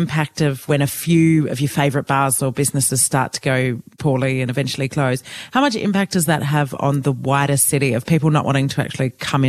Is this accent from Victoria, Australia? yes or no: yes; Melbourne, Victoria, Australia; I loved Melbourne. It's my home state. I've lived here most of my life. I went to uni here.